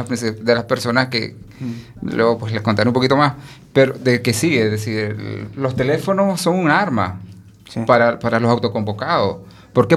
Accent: Nicaragua; now in Spain; como nicaragüense

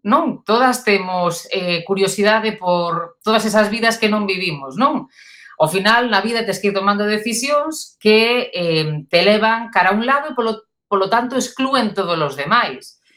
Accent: A Coruña, Galicia, Spain; moved away as an adult; now in Santiago de Compostela, Spain; sigo sendo coruñesa, ainda que leve non se pode dicir moi alto, pero levo máis anos en Santiago dos que botei na Coruña. Pero na Coruña botei os importantes

